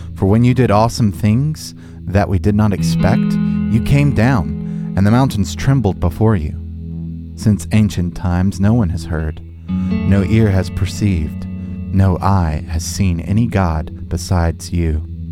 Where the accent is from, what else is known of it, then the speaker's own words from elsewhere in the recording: United States; as an American